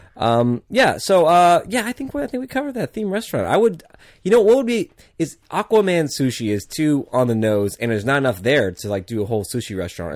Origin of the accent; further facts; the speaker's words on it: Arizona, United States; I'm from Arizona